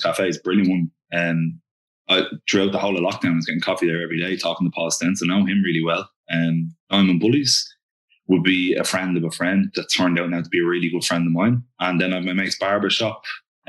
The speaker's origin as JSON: {"language": "English", "town": "Dublin", "region": "Leinster", "country": "Ireland", "said": "That's where I'm from"}